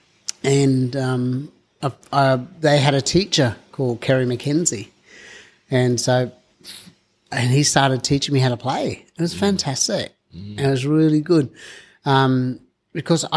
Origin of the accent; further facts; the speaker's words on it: Mount Isa, Queensland, Australia; now in Jervis Bay, Australia; I'm originally from Mount Isa in Queensland